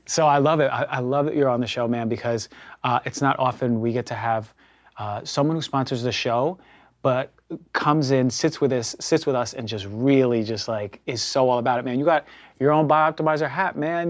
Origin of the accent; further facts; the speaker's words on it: New York, United States; growing up in New, New York